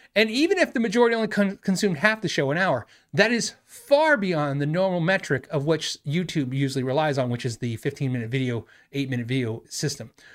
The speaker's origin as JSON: {"language": "English", "town": "Tucson", "region": "Arizona", "country": "United States", "said": "I'm from Tucson"}